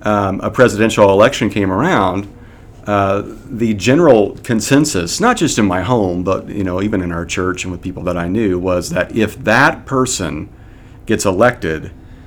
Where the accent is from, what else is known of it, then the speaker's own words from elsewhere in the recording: Kansas, United States; I grew up in the Midwest, and it's typically a red state in Kansas, and grew up in a home that held to those beliefs and ideologies.